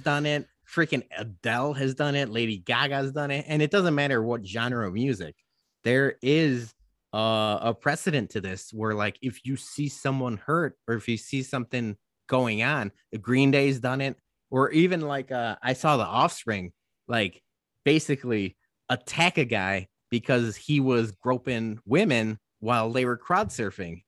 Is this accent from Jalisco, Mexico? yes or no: yes; Guadalajara, Jalisco, Mexico; now in Chicago, United States; Guadalajara, Jalisco, Mexico. My hometown